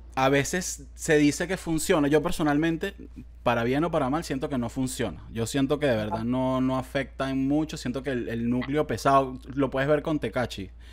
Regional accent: Venezuela; como venezolano, de verdad, de verdad y como venezolano

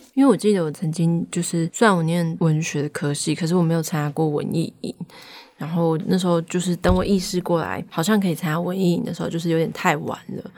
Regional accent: Taichung, Taiwan; 我的家乡在台中，我们家乡人有时候讲台语的时候，外地人会说，哦，你们讲台语有一种愧靠

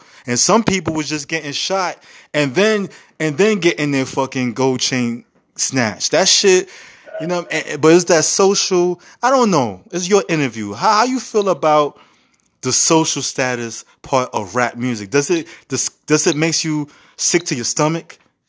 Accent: New York City, New York, United States; I grew up in the Bronx in the 80s and 90s.

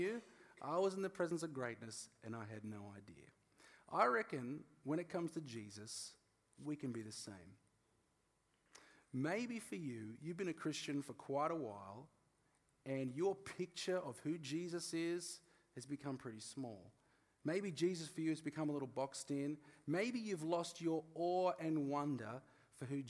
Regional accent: Australia; I'm Australian

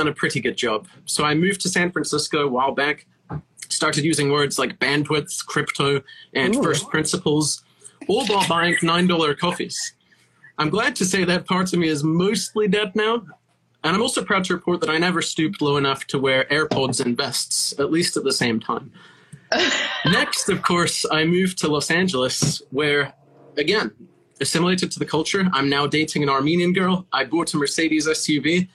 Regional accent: England, United Kingdom; now in United States; being British

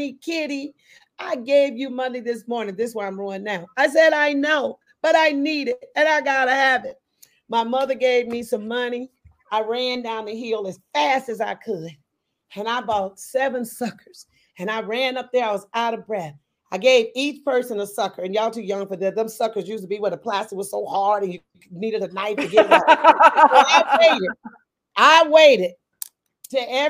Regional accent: Meridian, Mississippi, United States; now in Oakland, United States; I was born in Meridian, Mississippi

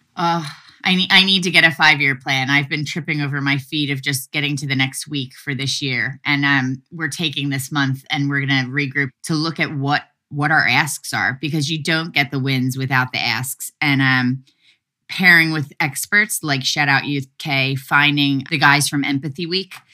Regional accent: Philadelphia, Pennsylvania, United States; moved away; I'm from Philly

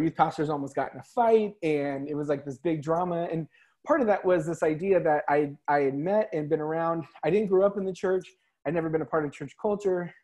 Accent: California, United States; The OC was filmed in my hometown. You know what I mean? The OC was filmed like at my high school.

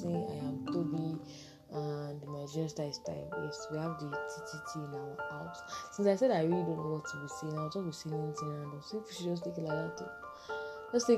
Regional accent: Oyo, Nigeria; I'm from Oyo State

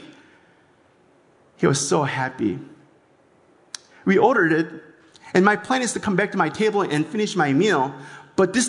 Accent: South Korea; now in Los Angeles, United States; I was born in Korea

